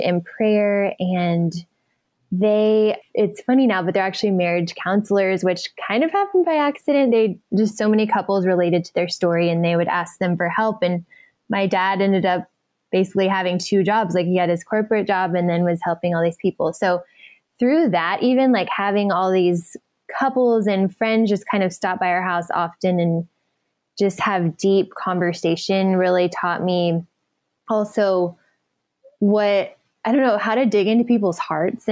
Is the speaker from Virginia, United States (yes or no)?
no; Dallas, Texas, United States; now in California, United States; I was raised in Dallas.